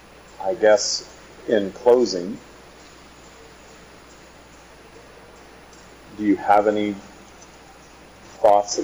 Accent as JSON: {"language": "English", "area": "the Kootenays", "region": "British Columbia", "country": "Canada", "said": "I come from the Kootenays."}